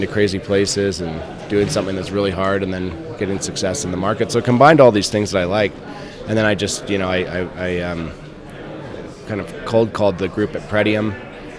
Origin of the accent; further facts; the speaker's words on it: Vancouver, British Columbia, Canada; I grew up in Vancouver.